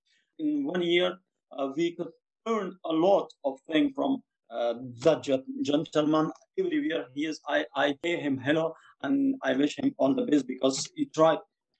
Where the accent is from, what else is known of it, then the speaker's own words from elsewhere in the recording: Afghanistan; English is a second language; moved away as an adult; now in Oldham, United Kingdom; Originally, I'm from Afghanistan. I've been living in UK since end of January 2020. And I've been learning English in Oldham College for 1 year.